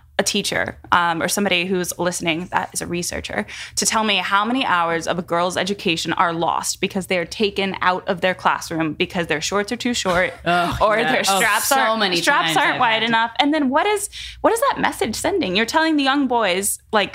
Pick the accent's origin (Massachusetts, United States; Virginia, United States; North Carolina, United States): North Carolina, United States; moved away; I grew up in North Carolina and we had abstinence only education